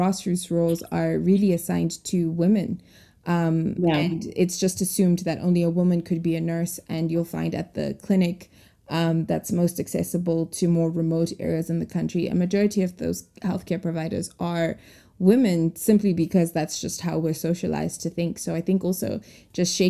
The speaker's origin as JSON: {"language": "English", "country": "Zimbabwe", "tie": "born or raised there", "said": "growing up in Zimbabwe"}